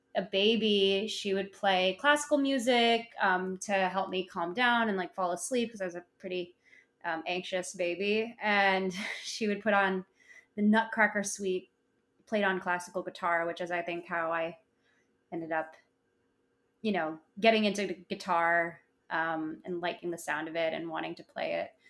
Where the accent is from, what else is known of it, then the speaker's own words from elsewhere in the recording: Chicago, Illinois, United States; I grew up in Chicago